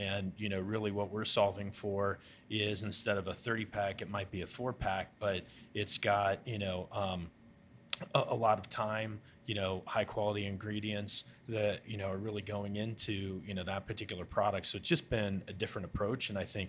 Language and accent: English; Ohio River Valley, United States; growing up in the Ohio River Valley and around that area, it was something that I thought would be, you know, awesome to bring back.